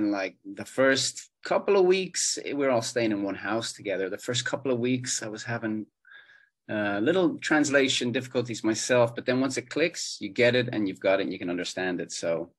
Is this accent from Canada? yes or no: no; Ireland; growing up in Ireland, we're watching television from Australia, from the USA a lot, from the UK.